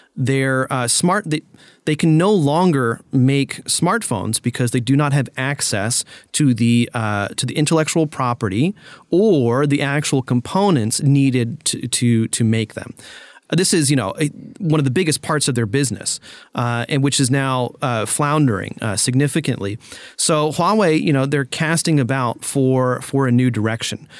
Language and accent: English; United States; as an American